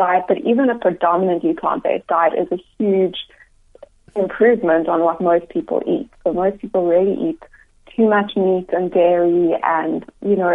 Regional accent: Cape Town, Western Cape, South Africa; moved away; also born or lived in Johannesburg; Actually, I'm from Cape Town originally.

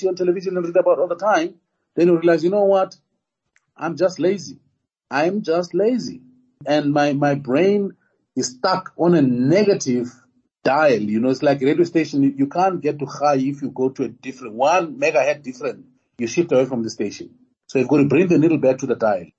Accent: Tembisa, Gauteng, South Africa; I was born in Tembisa

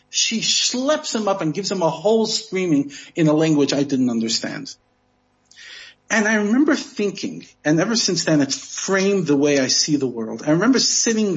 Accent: United States; I'm American

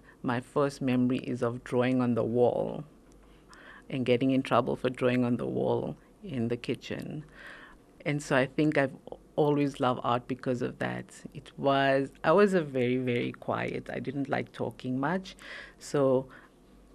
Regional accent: Pretoria, Gauteng, South Africa; I was born here in South Africa, in Pretoria

